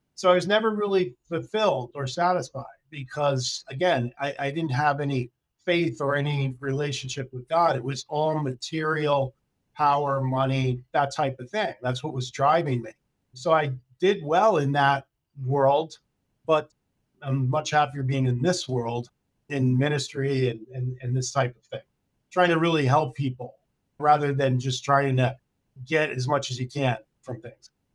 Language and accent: English; Connecticut, United States; moved away as an adult; also born or lived in California / Florida; I grew up in Connecticut